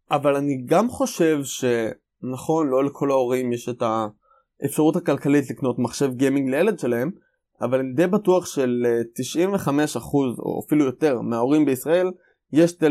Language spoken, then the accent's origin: Hebrew; Israel; אנחנו ישראלים, כמו תמיד.